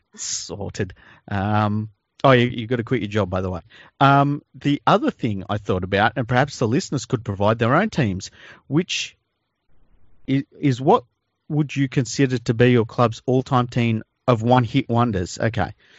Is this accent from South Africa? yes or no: no; Sydney, New South Wales, Australia; I grew up in Tregear, and, uh, which is a suburb in Western Sydney